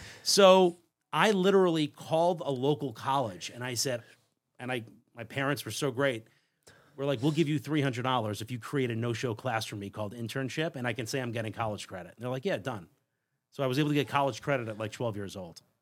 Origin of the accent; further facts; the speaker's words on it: Long Island, New York, United States; I grew up on Long Island, so regular suburban kid.